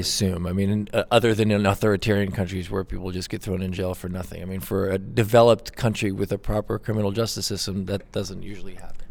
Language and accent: English; Brazil; moved away; I'm from Brazil originally